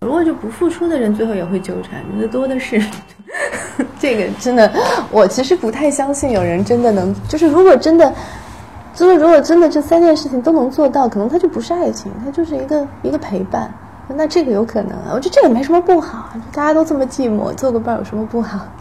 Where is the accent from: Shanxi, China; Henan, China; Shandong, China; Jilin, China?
Shanxi, China; Taiyuan; now in Beijing, China; 很像我的家乡，很像太原，然后那个北方的工业城市